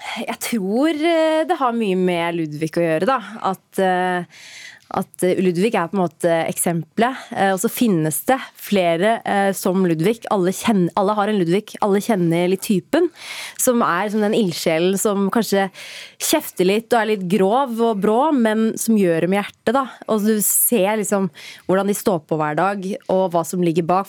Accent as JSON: {"language": "Norwegian", "country": "Norway", "tie": "born or raised there", "said": "barndommen min i Ingerkollen"}